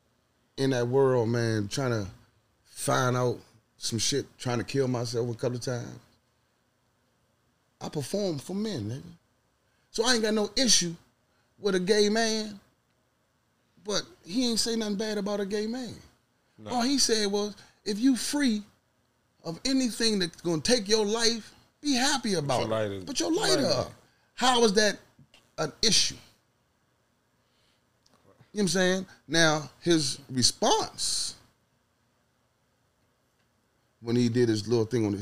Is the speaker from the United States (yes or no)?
yes; Carolina, United States; my hometown, Carolina.